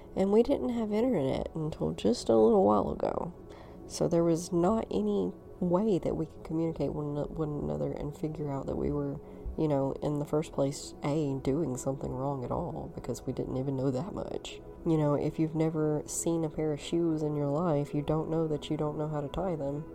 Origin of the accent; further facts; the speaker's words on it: North Alabama, United States; I was born and raised in the Bible Belt, North Alabama